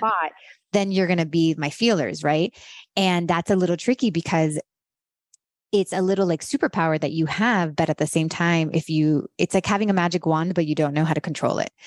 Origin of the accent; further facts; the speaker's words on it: Miami, Florida, United States; moved away as an adult; also born or lived in Los Angeles; I grew up in Miami